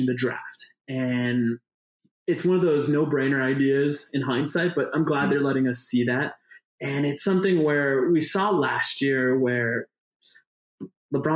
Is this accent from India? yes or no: yes; India; As an Indian